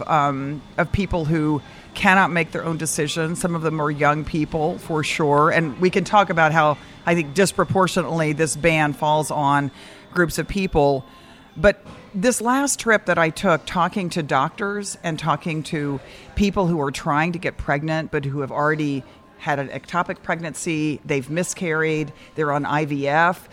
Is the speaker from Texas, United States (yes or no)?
yes; Dallas, Texas, United States; also born or lived in Austin, Texas; I grew up in Dallas